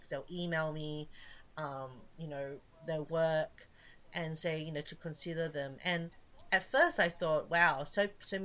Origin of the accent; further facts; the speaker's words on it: Australia; moved away; I'm Australian